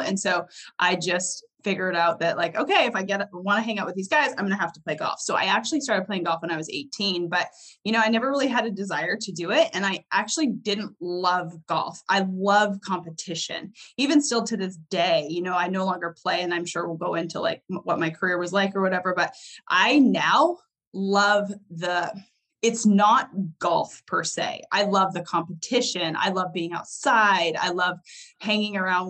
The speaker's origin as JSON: {"language": "English", "country": "Canada", "tie": "born or raised there", "said": "I grew up in Canada, so I was actually big into snowboarding"}